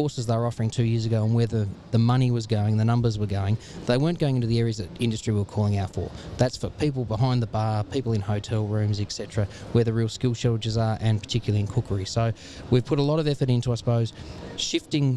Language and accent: English; Tasmania, Australia; moved away as an adult; also born or lived in Northern Territory / Queensland; I'm really thankful to be able to give back something back to my home state